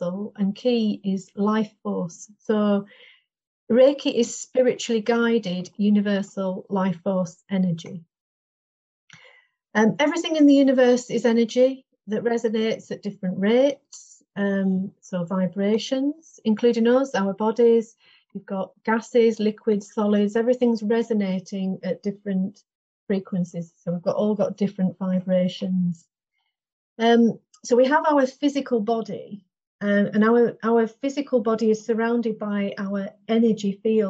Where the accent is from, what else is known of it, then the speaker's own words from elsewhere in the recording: Longridge, North West England, United Kingdom; moved away as an adult; now in Castle Carrock, United Kingdom; I'm from Longridge, near Preston, Lancashire.